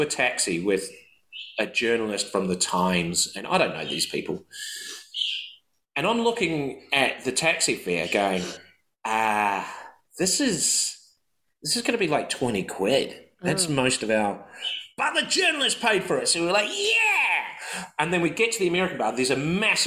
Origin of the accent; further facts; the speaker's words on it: New Zealand; I'm from New Zealand